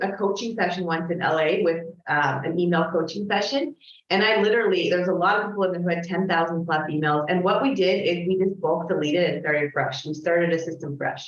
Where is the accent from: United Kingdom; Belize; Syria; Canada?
Canada; I'm Canadian